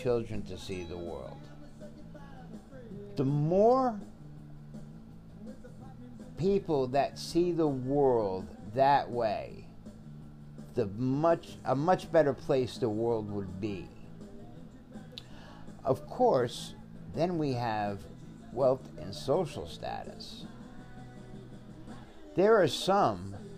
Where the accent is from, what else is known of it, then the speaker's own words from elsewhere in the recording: Connecticut, United States; I come from a predominantly Italian Catholic neighborhood in a small town in Connecticut